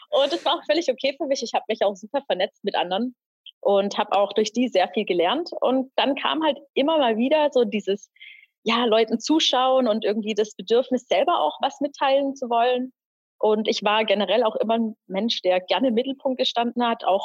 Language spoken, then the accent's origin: German; Pforzheim, Baden-Württemberg, Germany; Ich äh, komme aus Pforzheim